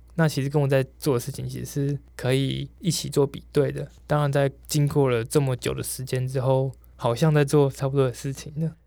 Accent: Taoyuan, Taiwan; 我是桃园建大园乡

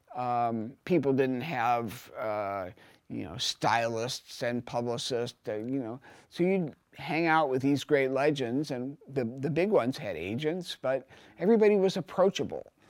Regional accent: Cincinnati, Ohio, United States; now in New York, United States; I come from Cincinnati.

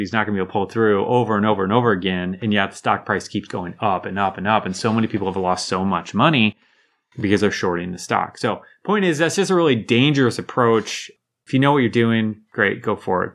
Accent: United States; as an American living in my bubble

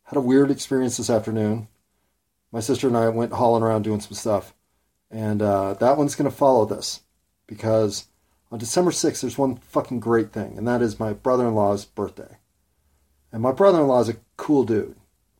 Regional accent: United States; I'm an American, white middle class

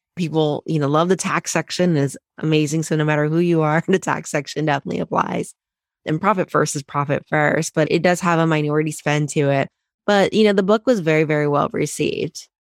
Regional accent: Cincinnati, Ohio, United States; moved away as an adult; also born or lived in Chicago; I didn't grow up in Chicago, I grew up in Ohio, similar to you, in Cincinnati

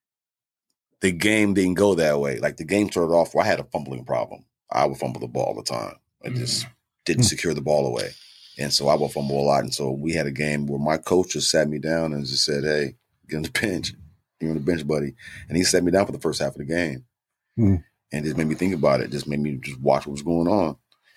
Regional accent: San Diego, California, United States; moved away as an adult; also born or lived in Plainview, Texas / Nebraska; I was born in Texas. I was born in Plainview, Texas, but I grew up in San Diego

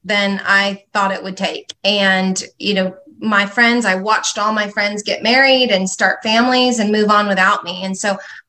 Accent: California, United States; I grew up in California. My children actually are fifth generation Southern Californians

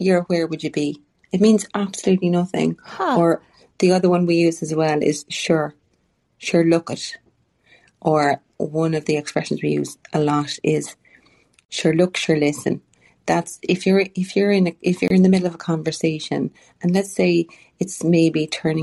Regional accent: Ireland; But we as Irish people

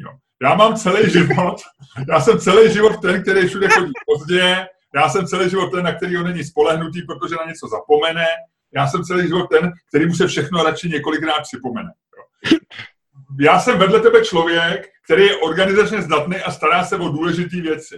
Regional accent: Prague, Czechia; já jsem z Holešovice

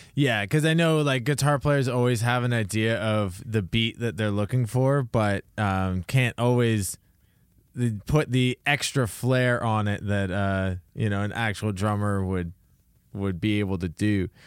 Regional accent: Toronto area, Ontario, Canada; I grew up around the Toronto area

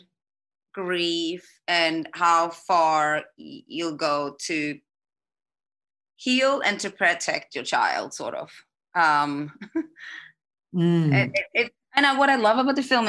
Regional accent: Iceland; moved away; I grew up in Iceland

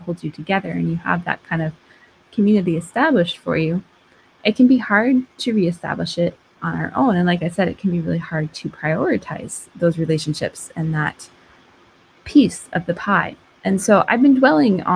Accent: Vermont, United States; moved away; I grew up in Vermont, which is actually where I'm recording this because I'm here helping my mom recover

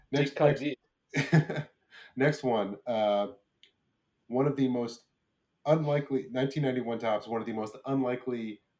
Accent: Brick, New Jersey, United States; Yeah, I'm from Brick.

